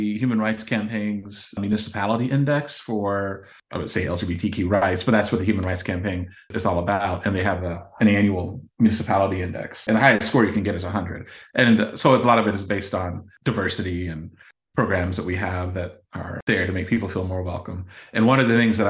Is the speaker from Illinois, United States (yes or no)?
yes; Champaign, Illinois, United States; born and raised here, seen the city, you know, change and grow over the last nearly half century